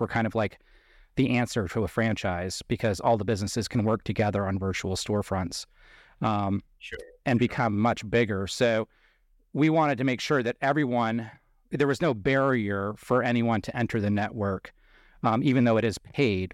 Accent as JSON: {"language": "English", "town": "Bangor", "region": "Maine", "country": "United States", "tie": "born or raised there", "moved": "yes", "said": "the town that I was born in is Bangor, Maine, which is in central Maine"}